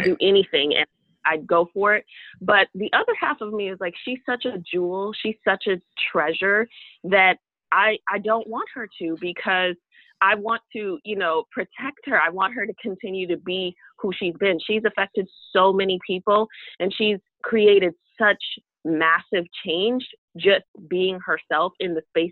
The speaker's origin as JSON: {"language": "English", "town": "Chicago", "region": "Illinois", "country": "United States", "tie": "born or raised there", "moved": "yes", "lives_now": "Florida, United States", "said": "I'm originally from Chicago"}